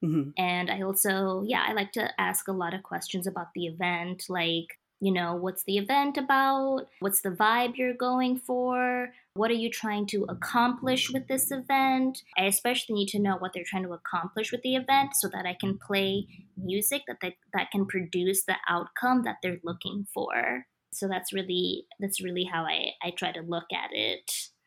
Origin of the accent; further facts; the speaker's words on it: Kenya; moved away; my dad was he was the first famous DJ in my home country